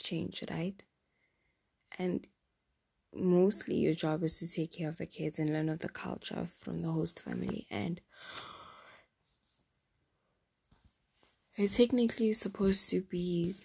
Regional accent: South Africa; English is a second language; moved away as an adult; now in Europe; I'm from South Africa

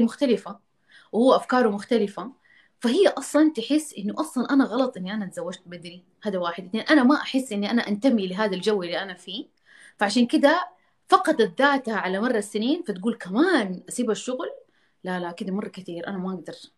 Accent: Jeddah, Makkah Province, Saudi Arabia; انا عشان من جده

